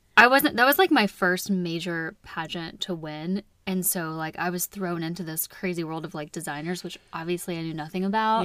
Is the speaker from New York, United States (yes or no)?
no; Wichita Falls, Texas, United States; moved away; I was born in Wichita Falls. It's two and a half ish hours north of Dallas